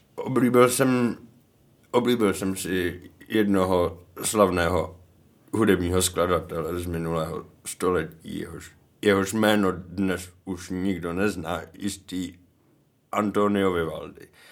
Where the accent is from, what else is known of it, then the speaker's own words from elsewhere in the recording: Karlovy Vary, Karlovy Vary Region, Czechia; now in České Budějovice, Czech Republic; byl jsem v Karlových Varech, odkud pocházím